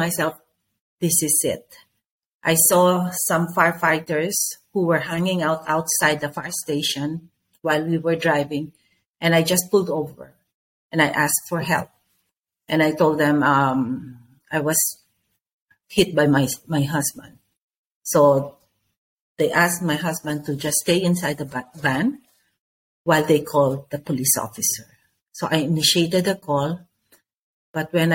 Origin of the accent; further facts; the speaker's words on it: Philippines; I'm from the Philippines.